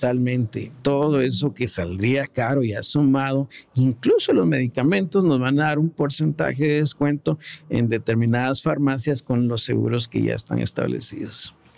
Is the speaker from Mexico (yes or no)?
no; Guatemala; como guatemaltecos que somos bien solidarios